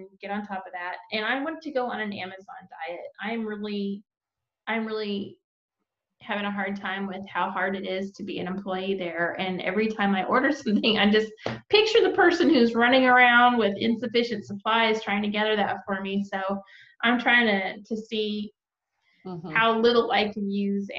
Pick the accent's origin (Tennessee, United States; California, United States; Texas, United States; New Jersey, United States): Texas, United States; now in Georgia, United States; We're both also from Texas